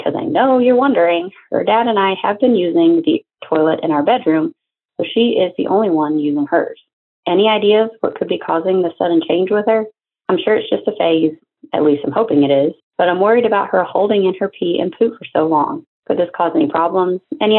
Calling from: Knoxville, Tennessee, United States; from Knoxville, Tennessee.

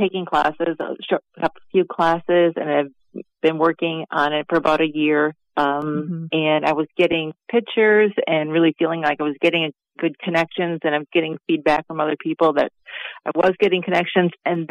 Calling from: Wisconsin, United States; I'm calling from Wisconsin

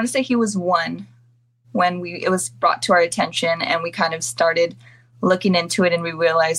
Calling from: San Diego, California, United States; San Diego, California.

